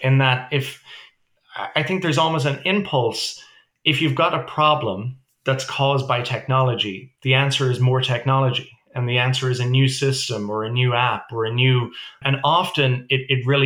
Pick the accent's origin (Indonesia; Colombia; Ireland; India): Ireland; also born or lived in New York City, United States; now in Toronto, Canada; we're obviously originally from Ireland